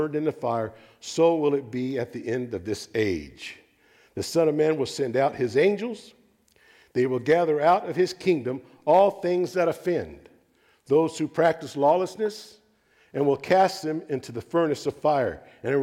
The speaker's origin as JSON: {"language": "English", "region": "Texas", "country": "United States", "said": "I'm a Texan"}